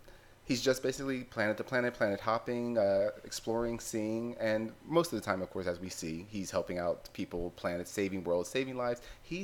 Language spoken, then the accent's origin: English; Philadelphia, Pennsylvania, United States; moved away; I'm from Philadelphia originally.